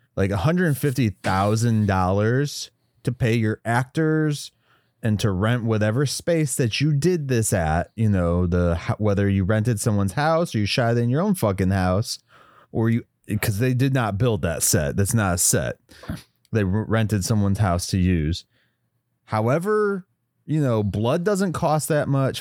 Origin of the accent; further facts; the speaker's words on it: West Virginia, United States; I grew up in West Virginia a lot